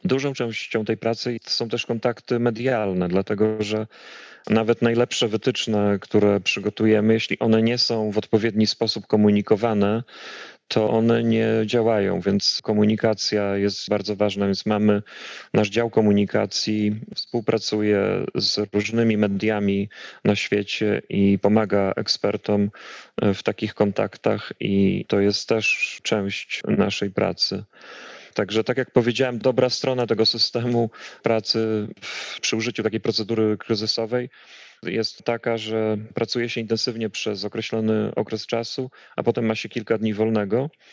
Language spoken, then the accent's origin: Polish; Białystok, Podlaskie Voivodeship, Poland; moved away as an adult; also born or lived in Atlanta, United States; now in Stockholm, Sweden; pochodzę z Białegostoku, y, ze ściany wschodniej, z Zielonych Płuc Polski i tam kończyłem, y, to jeszcze się nazywało Akademia Medyczna